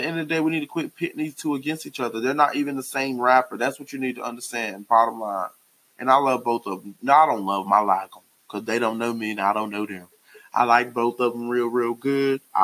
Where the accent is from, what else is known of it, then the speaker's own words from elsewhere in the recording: the South, United States; I'm from the South